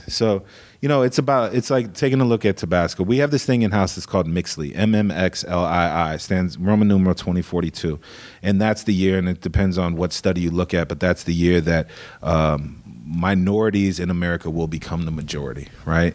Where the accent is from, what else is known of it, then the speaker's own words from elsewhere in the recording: Des Moines, Iowa, United States; now in Southern California, United States; I was born in Des Moines